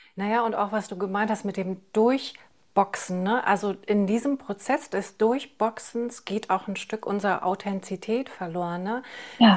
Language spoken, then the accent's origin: German; East Germany, Germany; ich bin ja im Osten aufgewachsen